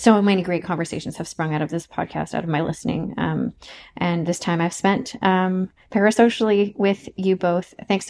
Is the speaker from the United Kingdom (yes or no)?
no; Montreal, Quebec, Canada; I'm from Montreal.